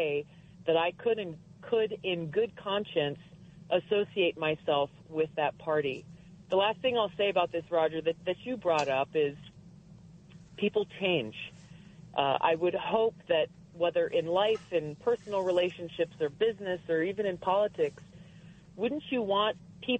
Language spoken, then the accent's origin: English; Hawaii, United States; I grew up in Hawaii, the state that has very, very strict gun laws.